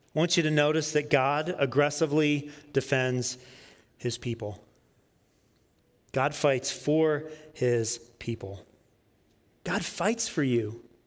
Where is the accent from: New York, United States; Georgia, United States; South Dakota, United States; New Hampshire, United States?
Georgia, United States; Peachtree City; I grew up in Peachtree City, Georgia, south of Atlanta